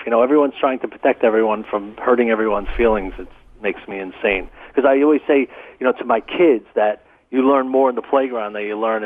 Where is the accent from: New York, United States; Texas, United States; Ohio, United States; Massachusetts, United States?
New York, United States; New York City; I grew up in Brooklyn, absolutely real, tough, hardcore kind of childhood